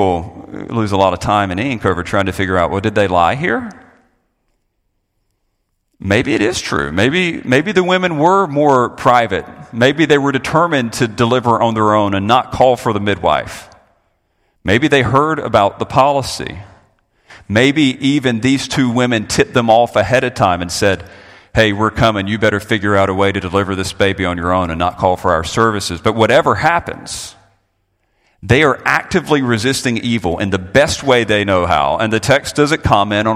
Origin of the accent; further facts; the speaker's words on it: Florida, United States; I'm a Floridian.